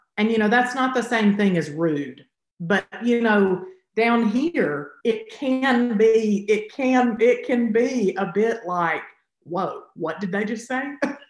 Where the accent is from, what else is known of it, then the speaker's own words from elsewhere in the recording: the South, United States; I think for me, it definitely, you know, growing up in the South is just like everywhere.